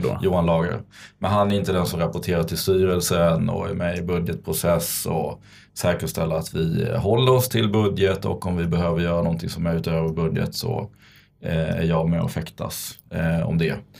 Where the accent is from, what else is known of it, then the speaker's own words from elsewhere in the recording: Vinslöv, Skåne, Sweden; moved away; född och uppvuxen i Vinslöv, en liten håla nere i Skåne, utanför Kristianstad.